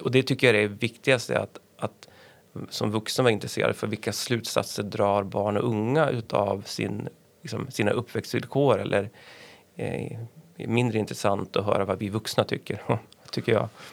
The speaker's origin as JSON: {"language": "Swedish", "town": "Örnsköldsvik", "region": "Västernorrland County", "country": "Sweden", "tie": "born or raised there", "also_born_or_lived": "Stockholm", "moved": "yes", "lives_now": "Härnösand, Sweden", "said": "när jag växte upp i Övik"}